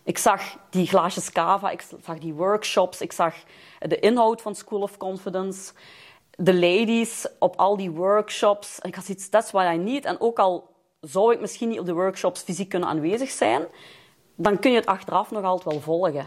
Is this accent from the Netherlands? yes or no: no; Lommel, Flanders, Belgium; moved away as an adult; now in Leopoldsburg, Belgium; ik ben Limburgse. Ik kom uit Noord-Limburg. I'm raised in Lommel en ik woon nu in Leopoldsburg.